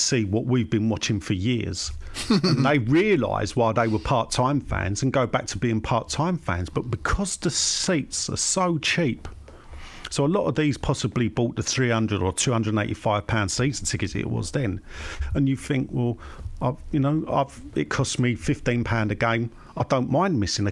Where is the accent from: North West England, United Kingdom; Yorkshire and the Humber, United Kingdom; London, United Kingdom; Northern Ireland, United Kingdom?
London, United Kingdom; I was born in Plaistow Maternity Hospital, Howards Road